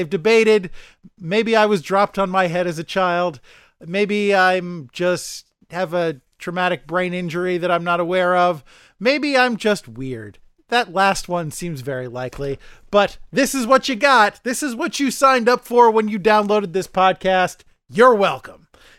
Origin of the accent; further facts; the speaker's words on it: New York City, New York, United States; I mean, as a New Yorker, any day you don't have to go on the MTA is by default a good day.